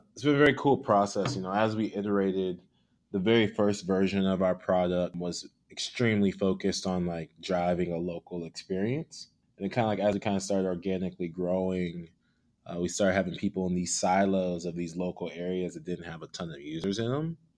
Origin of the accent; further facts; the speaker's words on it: Houston, Texas, United States; also born or lived in Chicago / Austin / Lagos; now in Seattle, United States; I was born and raised in Houston